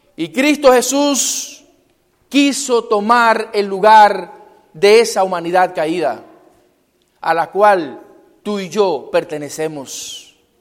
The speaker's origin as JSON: {"language": "Spanish", "country": "Cuba", "moved": "yes", "said": "en mi pueblo"}